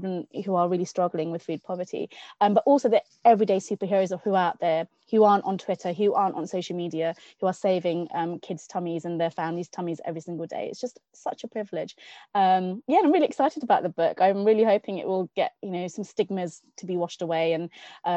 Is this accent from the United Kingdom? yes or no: yes; Newcastle upon Tyne, North East England, United Kingdom; I'm a Geordie at heart. I was born in Newcastle